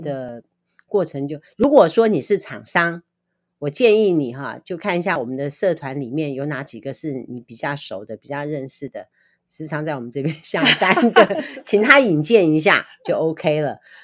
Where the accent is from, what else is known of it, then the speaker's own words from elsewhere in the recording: Liouguei, Kaohsiung, Taiwan; now in Nankan, Taiwan; 我是高雄人，六龟人